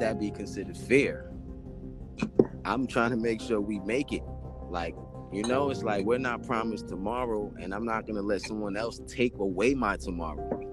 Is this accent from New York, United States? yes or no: yes; New York City, New York, United States; also born or lived in Jamaica (ancestry); I'm originally from like when I was born, I was born in the South Bronx. So I'm from poverty, but my family's from Jamaica. So I'm from real poverty. I'm from Forest Avenue projects